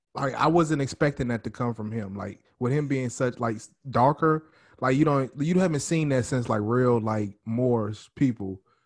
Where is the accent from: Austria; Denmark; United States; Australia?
United States; New Orleans, Louisiana; now in Texas, United States